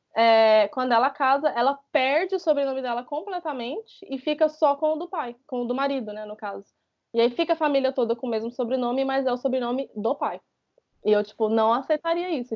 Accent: Brazil; moved away as an adult; Eu saí do Brasil com 21 anos, eu ainda estava na faculdade

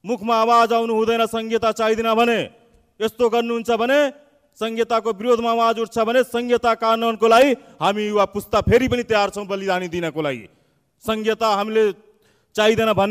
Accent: Marchawar, Lumbini Province, Nepal; मर्चवार क्षेत्रबाट म जन्मेको हुनाले

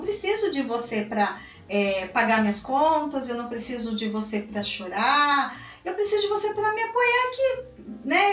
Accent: São Paulo, Brazil; Como uma boa paulistana, eu adoro falar

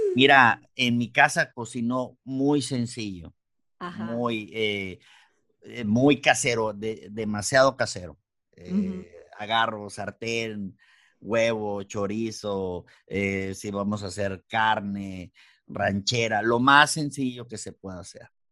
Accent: Mexicali, Baja California, Mexico; soy de acá, raza de Mexicali, Baja California

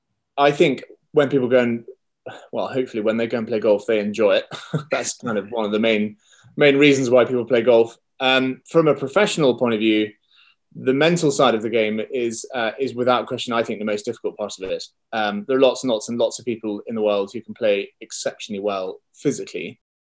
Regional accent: Scotland, United Kingdom; also born or lived in England; I am from Scotland, brought up in Scotland. I don't sound very Scottish, but I spent a lot of time in England, both with school and then work.

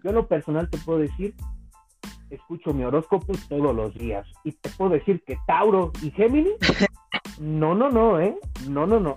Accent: Cuautitlán, State of Mexico, Mexico; en mi pueblo, aquí en Cautitlán

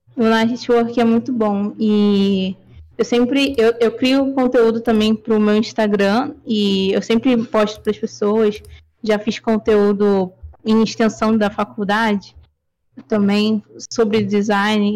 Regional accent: Rio de Janeiro, Brazil; Sim, sou do Rio, carioca

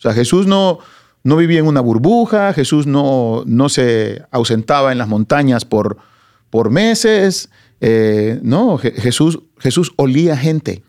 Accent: Soyapango, San Salvador, El Salvador; moved away; una ciudad que se llama Soyapango Hills

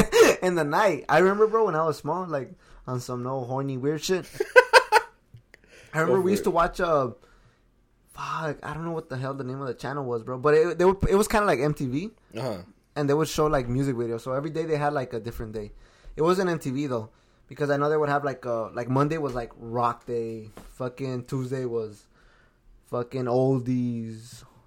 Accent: Los Angeles, California, United States; also born or lived in Watts / South Gate; Okay, so growing up in South Central is cool, bro.

